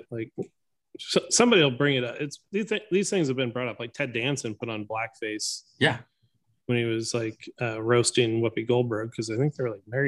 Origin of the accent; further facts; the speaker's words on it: Eastern Oregon, United States; growing up in Eastern Oregon.